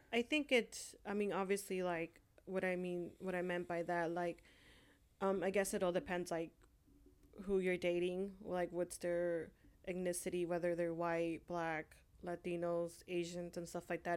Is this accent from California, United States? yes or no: yes; California, United States; also born or lived in Honduras; I was born in Honduras, and I was raised here in California